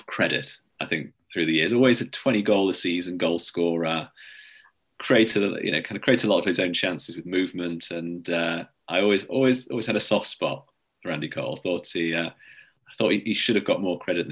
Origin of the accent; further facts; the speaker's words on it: Salford, North West England, United Kingdom; I grew up in Salford, so we always had to be on the red side of Manchester.